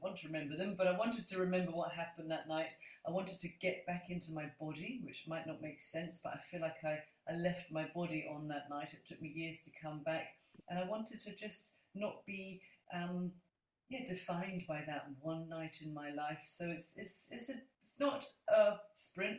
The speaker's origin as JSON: {"language": "English", "region": "London", "country": "United Kingdom", "moved": "yes", "lives_now": "Scotland, United Kingdom", "said": "I'm a Londoner, even though I live in Scotland"}